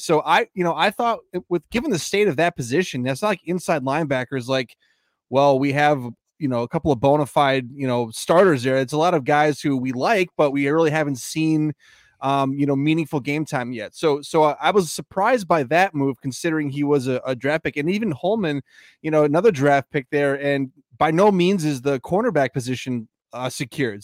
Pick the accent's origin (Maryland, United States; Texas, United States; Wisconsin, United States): Wisconsin, United States; Green Bay; Sanjay and I grew up in Green Bay.